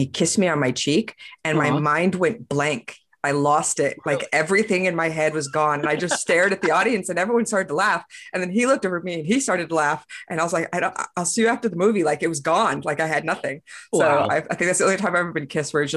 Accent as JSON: {"language": "English", "town": "Las Vegas", "region": "Nevada", "country": "United States", "tie": "born or raised there", "moved": "as an adult", "lives_now": "Los Angeles, United States", "said": "I grew up in Las Vegas"}